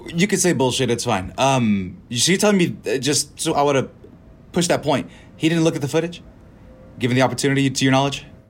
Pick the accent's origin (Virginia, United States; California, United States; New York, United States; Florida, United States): California, United States; moved away as an adult; now in Texas, United States; I'm from California. I've been here seven, eight years